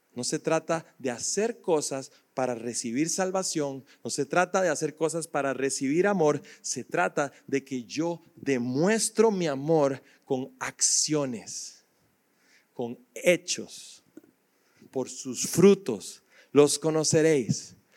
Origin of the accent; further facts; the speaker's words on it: Costa Rica; yo soy tico